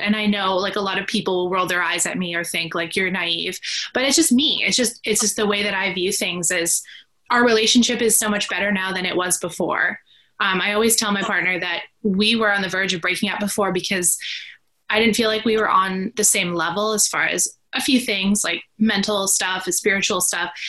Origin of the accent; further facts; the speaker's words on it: Vancouver, British Columbia, Canada; I'm from Vancouver, British Columbia, Canada